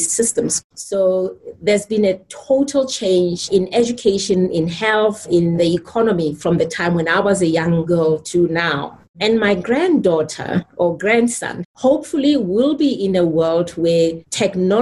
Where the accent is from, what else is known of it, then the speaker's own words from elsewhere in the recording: Soweto, Gauteng, South Africa; When I grew up in Soweto, we had no electricity in my home.